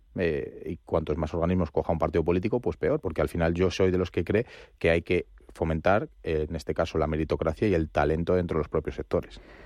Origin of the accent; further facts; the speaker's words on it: Spain; ciudadano español